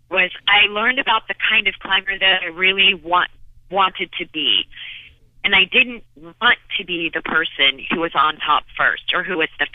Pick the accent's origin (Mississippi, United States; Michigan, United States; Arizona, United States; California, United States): Arizona, United States; Phoenix; I was born and raised in Phoenix, Arizona